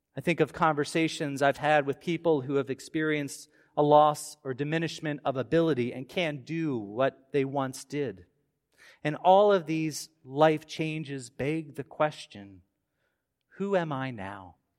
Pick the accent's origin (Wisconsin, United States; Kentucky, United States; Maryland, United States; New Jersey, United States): Maryland, United States; Baltimore suburbs; As a kid growing up in the Baltimore suburbs